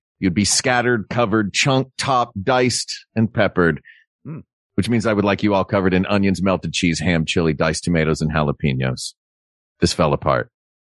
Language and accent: English; the South, United States; moved away; I grew up in the South.